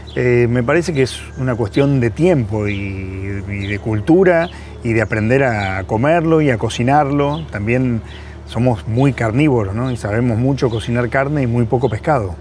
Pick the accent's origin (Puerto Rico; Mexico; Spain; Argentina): Argentina